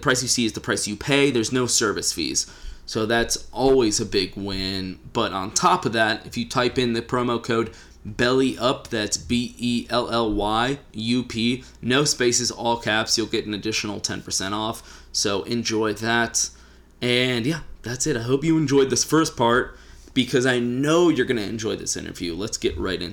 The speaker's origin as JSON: {"language": "English", "region": "Texas", "country": "United States", "said": "As a Texan"}